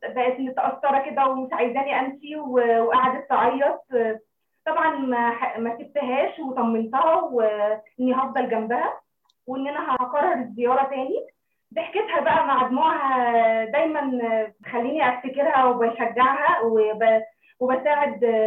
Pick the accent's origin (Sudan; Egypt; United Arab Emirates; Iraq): Egypt; moved away as an adult; now in Democratic Republic of the Congo; انا كسيده مصريه عربيه فخوره جدا